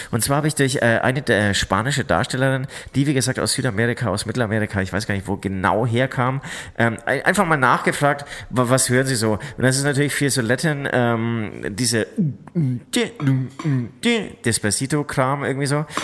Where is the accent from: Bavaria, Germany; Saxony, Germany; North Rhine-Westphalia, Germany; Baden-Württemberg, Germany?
Bavaria, Germany; Munich; ich komme auch aus München, habe irgendwie den ganzen Herbst irgendwie nur Oktoberfest aus jeder Ecke gehört.